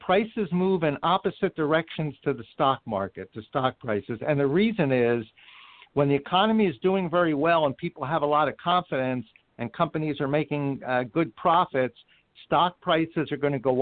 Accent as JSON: {"language": "English", "town": "Philadelphia", "region": "Pennsylvania", "country": "United States", "moved": "yes", "said": "I'm from Philadelphia originally"}